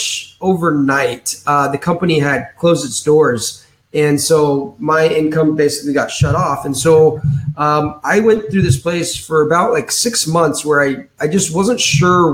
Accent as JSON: {"language": "English", "town": "Danville", "region": "California", "country": "United States", "said": "I'm from a city outside of San Francisco called Danville, California"}